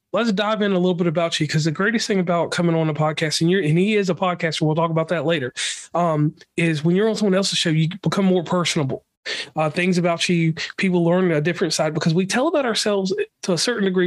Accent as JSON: {"language": "English", "region": "Appalachia", "country": "United States", "said": "I'm from Appalachia"}